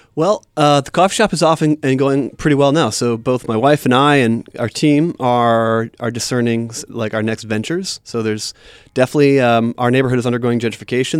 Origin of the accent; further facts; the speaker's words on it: Wisconsin, United States; moved away; I grew up in Wisconsin